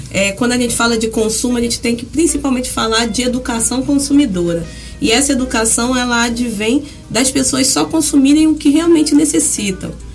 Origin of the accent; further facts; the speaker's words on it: São Gonçalo, Rio de Janeiro, Brazil; nascida e criada no Jardim Catarina, na época maior loteamento favelizado da América Latina